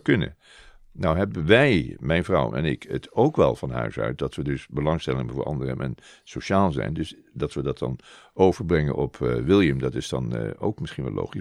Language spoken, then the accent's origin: Dutch; Rotterdam, South Holland, Netherlands; also born or lived in Zeeland; ik ben niet echt een Zeeuw, ik ben meer een Rotterdammer. Het was toevallig dat we even in eh, Zeeland woonden vanwege het werk van mijn vader